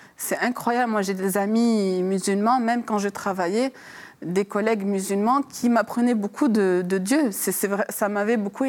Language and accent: French; France; moved away; also born or lived in Lebanon; je suis née hein, en France, j'ai grandi en France, donc j'ai suivi cette culture française.